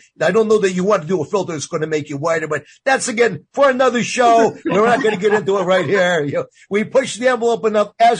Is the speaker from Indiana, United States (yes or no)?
no; New York, United States; growing up in New York